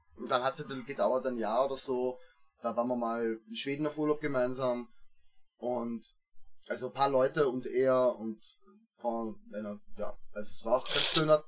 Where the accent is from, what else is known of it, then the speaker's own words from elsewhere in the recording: Gersdorf, Austria; also born or lived in Vienna; geboren in Wien eben, ähm, dann nach Gersdorf ausgezogen, da habe ich dann hauptsächlich Fußball gespielt ja. in meiner Jugend